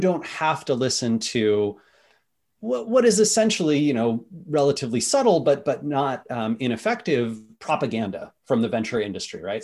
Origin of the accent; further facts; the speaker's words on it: Seattle, Washington, United States; I'm from Seattle